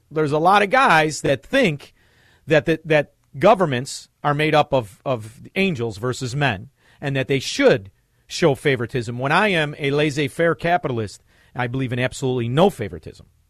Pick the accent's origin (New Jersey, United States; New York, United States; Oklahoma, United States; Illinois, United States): Illinois, United States; Melrose Park; moved away as an adult; also born or lived in Chicago, Illinois; now in Florida, United States; I grew up in Melrose Park.